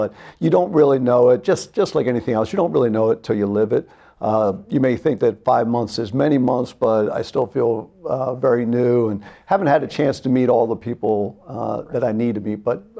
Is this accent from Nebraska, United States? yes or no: no; Virginia, United States; moved away as an adult; now in Concord, United States; So we're from Virginia, lived there for 30 years, and we landed here on January 19th, which was the first substantial snow in Concord.